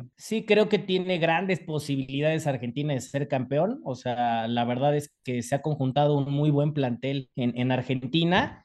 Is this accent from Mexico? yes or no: yes; Mexico; sobre todo como mexicanos